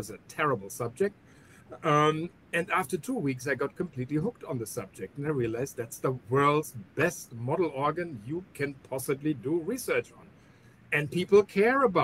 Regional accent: Münster, North Rhine-Westphalia, Germany; moved away as an adult; also born or lived in Berlin, Germany / Hamburg, Germany; now in Miami, United States; Monasterium Laboratory in my hometown in Münster, in Germany

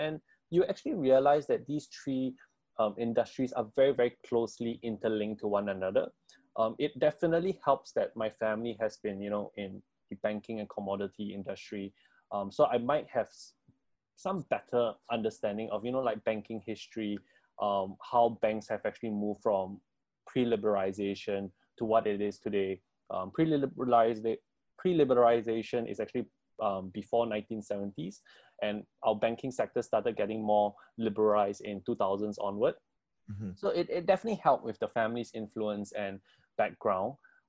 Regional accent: Singapore; being a Singaporean

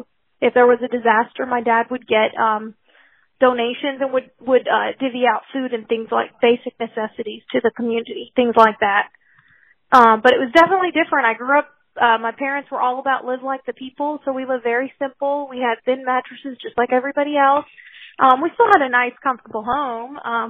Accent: Philippines; now in United States; Because I grew up overseas in the Philippines, and where we lived very remote. I was born in 1986

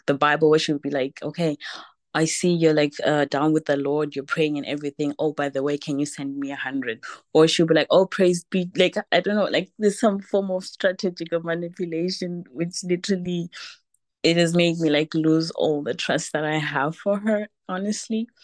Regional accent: Zimbabwe; now in Germany; I'm originally from Zimbabwe, but living in Germany

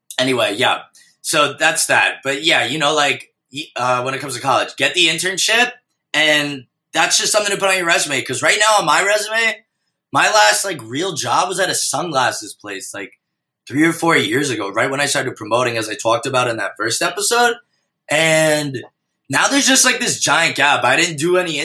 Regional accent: New York City, New York, United States; also born or lived in Minnesota; kids that I grew up in New York City

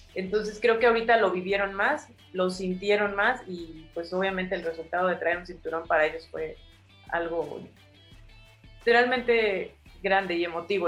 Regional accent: San Pedro Cholula, Puebla, Mexico; moved away as an adult; also born or lived in Mexico City / Tijuana / Guadalajara; creció en un, digamos, en un lugar de provincia, o sea, nosotros vivimos en San Pedro, Cholula

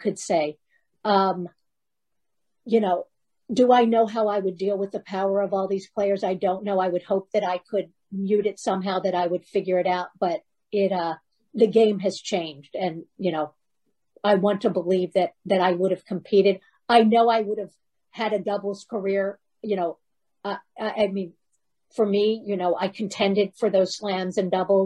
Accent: Baltimore, Maryland, United States; We grew up in Baltimore together.

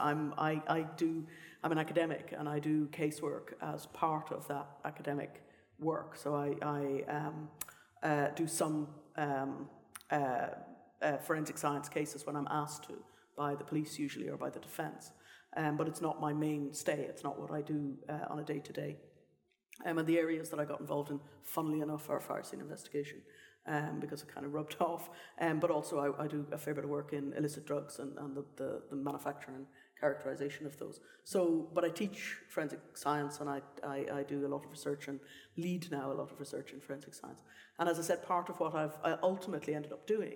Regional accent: Ireland; moved away; So I come from Ireland originally, and both of my parents, my mother's a botanist, my father's a chemist

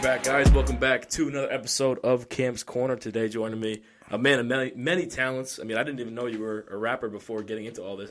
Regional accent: Johnston, Rhode Island, United States; I grew up here in Johnston

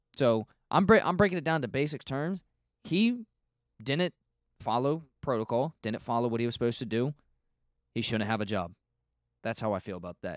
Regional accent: United States; I'm an, I'm an American.

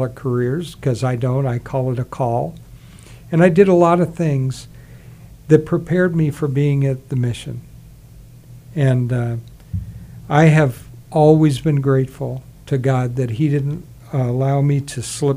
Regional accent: South Carolina, United States; I was actually born in South Carolina

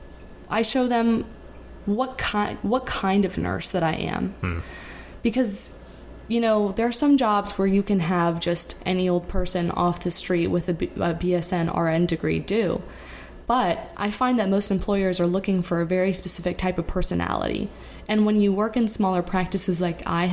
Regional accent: Florida, United States; moved away as an adult; now in New York, United States; I'm from Florida. I went to nursing school in Florida

